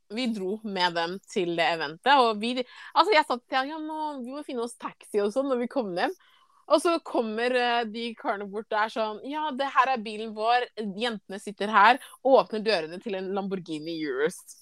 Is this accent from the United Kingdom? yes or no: no; Ghana; now in Norway; Jeg er jo fra Ghana